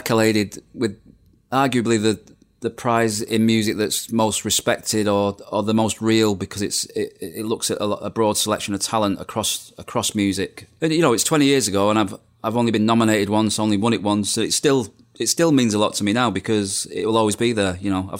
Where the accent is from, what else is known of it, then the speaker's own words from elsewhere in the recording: Bolton, North West England, United Kingdom; also born or lived in Manchester; And I was being from the Manchester area, Bolton born, but Manchester living.